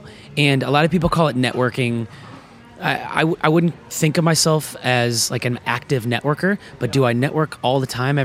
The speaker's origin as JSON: {"language": "English", "region": "Nebraska", "country": "United States", "tie": "born or raised there", "moved": "yes", "lives_now": "Los Angeles, United States", "said": "growing up in Nebraska"}